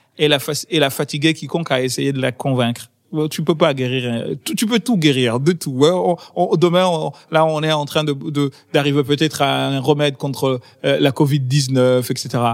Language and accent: French; Comoros; now in France; mon pays a été une colonie française et mon pays d'origine a été une colonie française